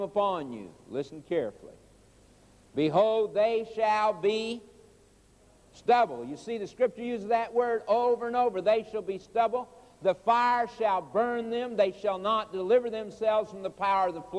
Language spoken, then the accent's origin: English; Oklahoma, United States; I was raised in Oklahoma